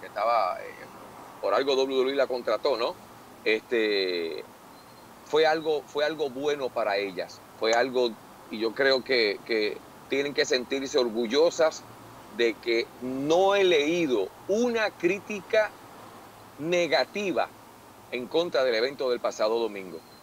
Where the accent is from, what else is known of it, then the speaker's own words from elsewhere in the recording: Puerto Rico; yo como, como, puertorriqueño